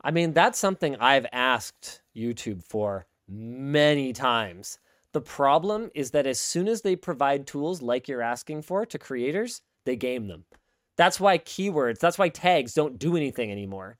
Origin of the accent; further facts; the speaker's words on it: Canada; as a Canadian content creator